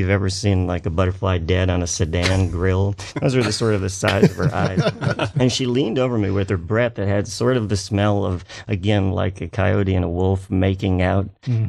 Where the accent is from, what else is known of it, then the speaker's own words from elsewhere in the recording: Ladysmith, Wisconsin, United States; also born or lived in Sheldon, Wisconsin; in the fifth grade, I moved to Sheldon, Wisconsin. I'm from Ladysmith. Ladysmith is so small, so small